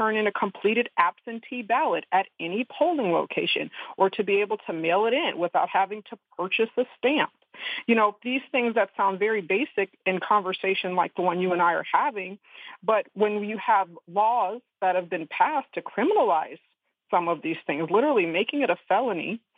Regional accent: the South, United States; we're all from the South, of the South, and this is a home for us

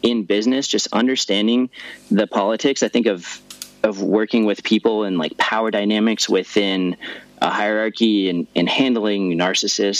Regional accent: Denver, Colorado, United States; where I grew up in Denver

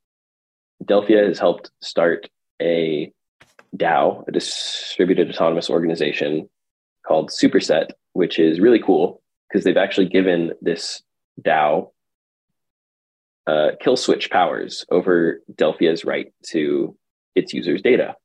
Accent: Texas, United States; also born or lived in California; now in New York, United States; I grew up in Texas, moved to California, and then New York

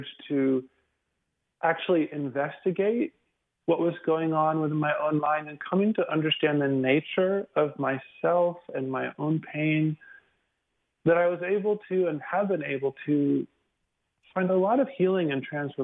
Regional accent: the South, United States; also born or lived in Houston; now in Dallas, United States; growing up in the South in a small town

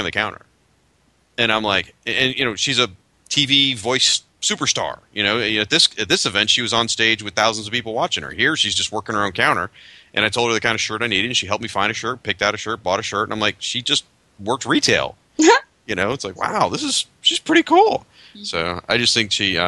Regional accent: Tallahassee, Florida, United States; here in my hometown, Tallahassee

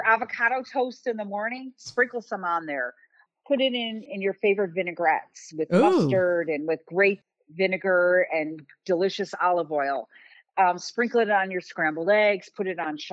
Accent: Chicago, Illinois, United States; I'm from Chicago

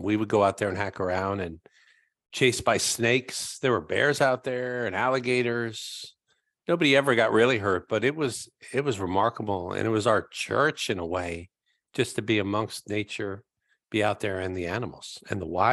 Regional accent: Pembroke Pines, Florida, United States; I grew up in Florida

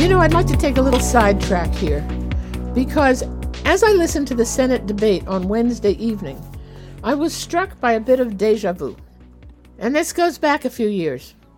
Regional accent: United States; As an American

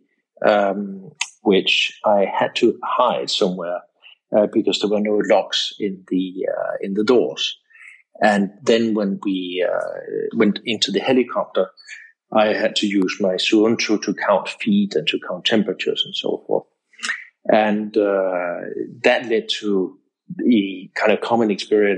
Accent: Denmark; moved away as an adult; also born or lived in England; now in Portugal; I grew up in Denmark

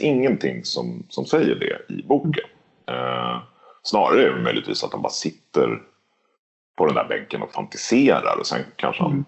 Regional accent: Lidingö, Stockholm County, Sweden; Jag är uppväxt på Lidingö i, utanför Stockholm

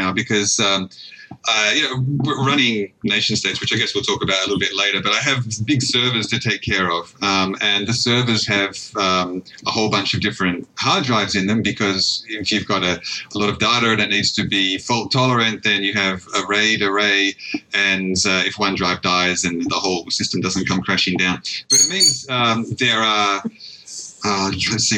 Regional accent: Australia; being an Australian

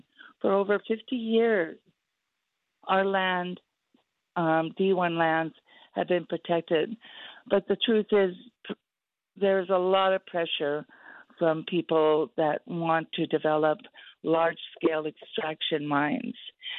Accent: Bethel, Alaska, United States; I'm from Bethel, Alaska. I'm a 72-year-old Oritzahokanamute Native Council tribal member

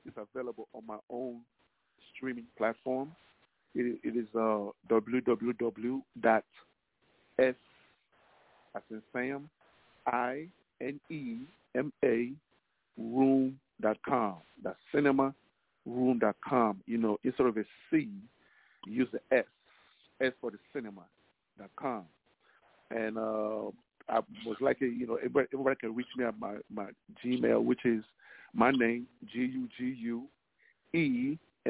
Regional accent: Nigeria; now in Dallas, United States; Originally I'm Nigerian. So in my culture, there's a thing called the mami water, you know, the mami water. So it's more like a folklore, you know, I'm Igbo tribe

